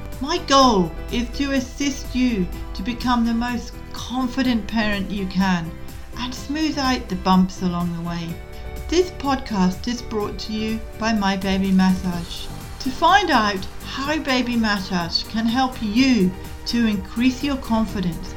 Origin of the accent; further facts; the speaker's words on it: Scotland, United Kingdom; now in Tasmania, Australia; I was brought up in Scotland